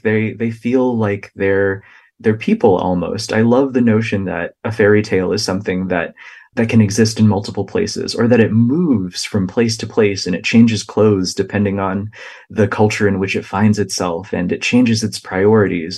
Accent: United States; the experiences of my own family that I observed kind of growing up in the United States and learning English

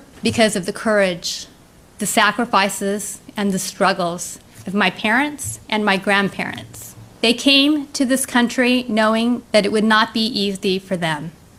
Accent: California, United States; When I was growing up in the Imperial Valley, I never would have dreamed that I would be here today.

